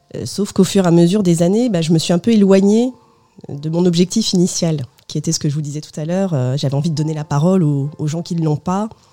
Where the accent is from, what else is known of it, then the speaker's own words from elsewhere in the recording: France; je suis née en France de, deux parents portugais, venus en France dans les années 70